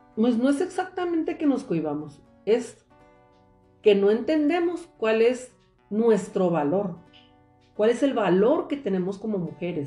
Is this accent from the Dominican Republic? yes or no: no; Mexicali Valley, Ejido Sonora, Baja California, Mexico; Soy originaria del Valle de Mexicali, exactamente del eh, progresivo Ejido Sonora